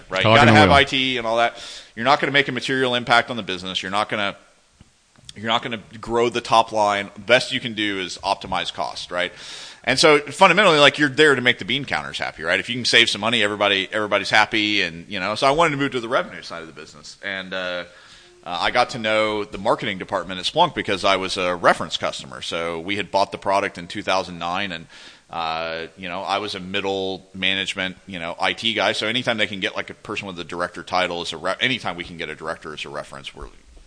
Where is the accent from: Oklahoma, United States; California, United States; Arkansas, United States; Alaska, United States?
Arkansas, United States; moved away; somebody without a college degree growing up in Arkansas